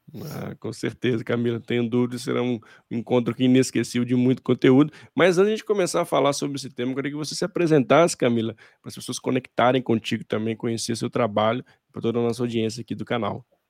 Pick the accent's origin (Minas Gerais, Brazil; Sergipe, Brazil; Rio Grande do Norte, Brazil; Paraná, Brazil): Minas Gerais, Brazil; accent: mineiro; meu sotaque, você, eh, com certeza ele é mineiro.